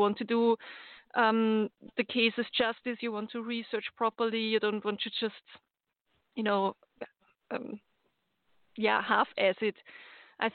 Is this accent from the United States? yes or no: no; Austria; I'm from Austria